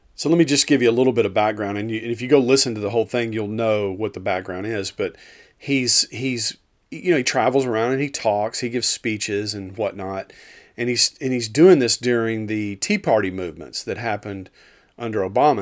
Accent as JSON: {"language": "English", "town": "Dallas", "region": "Texas", "country": "United States", "moved": "yes", "said": "I'm from Dallas originally"}